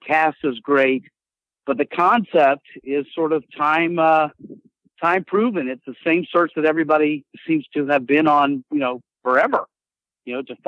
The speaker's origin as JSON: {"language": "English", "region": "South Carolina", "country": "United States", "said": "I'm from South Carolina"}